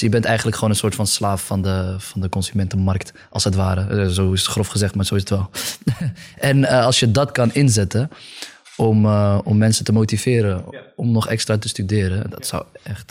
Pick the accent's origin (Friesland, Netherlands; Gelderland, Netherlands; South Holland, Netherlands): Friesland, Netherlands; Ik kom uit Friesland